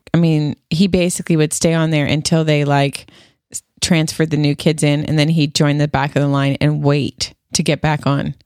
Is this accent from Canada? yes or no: yes; Canada; moved away; I'm still Canadian